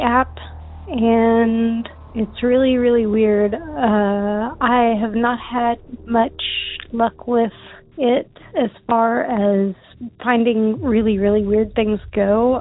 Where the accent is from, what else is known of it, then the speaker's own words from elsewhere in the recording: Texas, United States; I'm from Texas